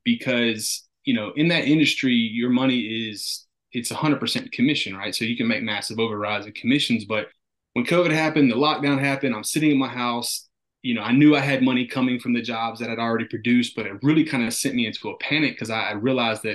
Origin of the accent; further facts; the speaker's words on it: North Carolina, United States; I'm from North Carolina